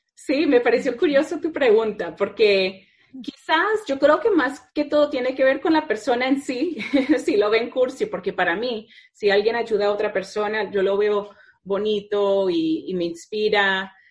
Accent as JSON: {"language": "Spanish", "town": "Needham", "region": "Massachusetts", "country": "United States", "said": "yo soy de Needham, que están justo al lado"}